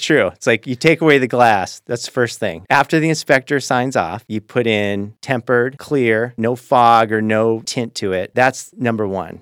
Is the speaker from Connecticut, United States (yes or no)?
no; Lakewood, Washington, United States; also born or lived in West Los Angeles; where I grew up in Lakewood